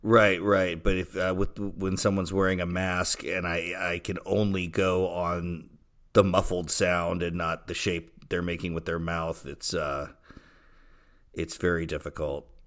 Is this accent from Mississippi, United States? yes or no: yes; Mississippi, United States; now in France; also from Mississippi, and I live in the east of San France.